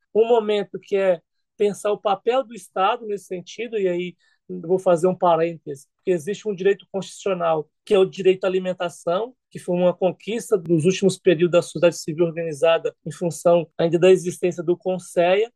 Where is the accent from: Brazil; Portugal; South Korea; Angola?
Brazil; Bahia; sou baiano, né? Então, assim, sou nordestino